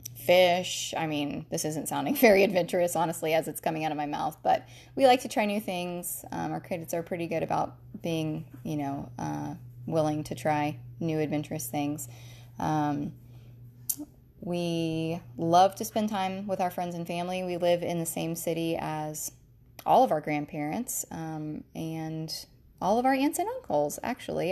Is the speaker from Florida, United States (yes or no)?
yes; Jacksonville, Florida, United States; I was born and raised in Jacksonville, Florida. That is where my husband and I are currently living now